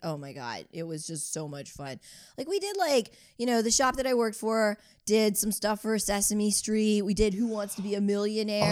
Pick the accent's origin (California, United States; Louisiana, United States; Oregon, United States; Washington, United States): Louisiana, United States; New Orleans; moved away as an adult; also born or lived in Baltimore / Brooklyn; growing up in New Orleans and then going to school in Baltimore